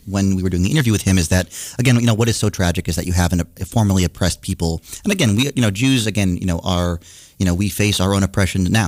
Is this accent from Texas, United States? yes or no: no; Norridgewock, Maine, United States; now in Boston, United States; I grew up in a tiny town in rural Maine initially